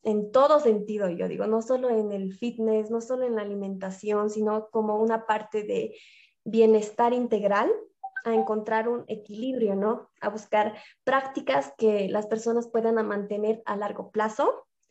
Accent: La Paz, Bolivia; soy de La Paz, Bolivia

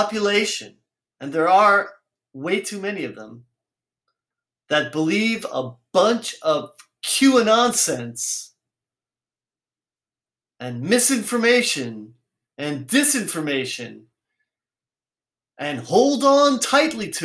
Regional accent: United States; I didn't choose to be born here, but I'm American

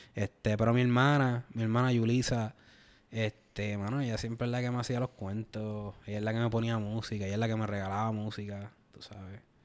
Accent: Puerto Rico; nosotros como puertorriqueños

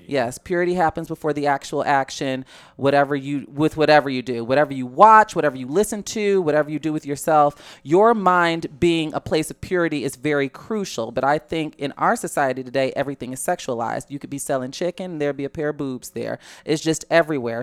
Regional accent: Chicago, Illinois, United States; I'm from Chicago

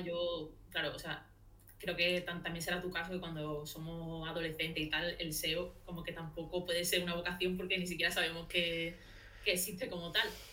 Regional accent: Seville, Andalusia, Spain; soy de Sevilla

